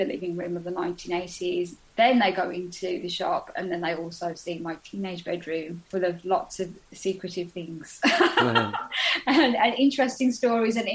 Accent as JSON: {"language": "English", "country": "United Kingdom", "tie": "born or raised there", "said": "grow up within in that environment of being British and having a dual heritage"}